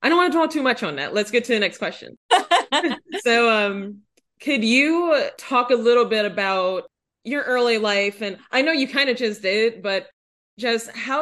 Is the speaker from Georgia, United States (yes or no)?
yes; suburbs of Atlanta, Georgia, United States; I grew up in the suburbs of Atlanta, like 35 miles east of the city